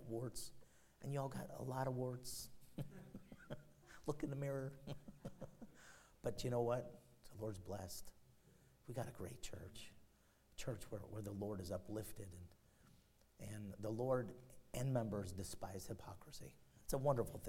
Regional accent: Chicago, Illinois, United States; The one I grew up in and in Chicago

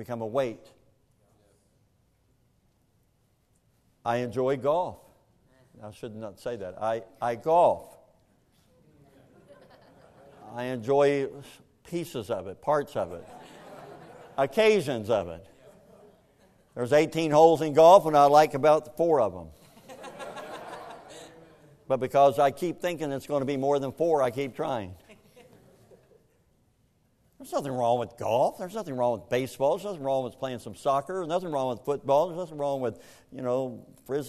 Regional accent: Kentucky, United States; I grew up in Kentucky, and in Kentucky, we don't have any beaches around us

